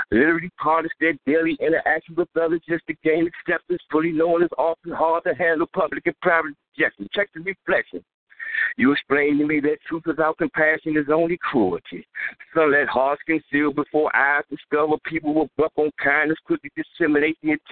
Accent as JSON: {"language": "English", "town": "Washington", "region": "District of Columbia", "country": "United States", "said": "I'm from the District"}